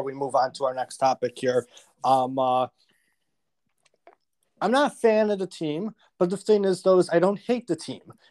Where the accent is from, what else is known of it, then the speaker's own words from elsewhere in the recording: Buffalo, New York, United States; I come from Buffalo. I come from the area